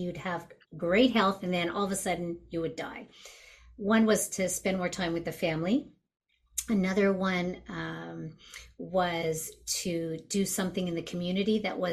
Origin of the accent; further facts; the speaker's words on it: Montreal, Quebec, Canada; I'm originally from Montreal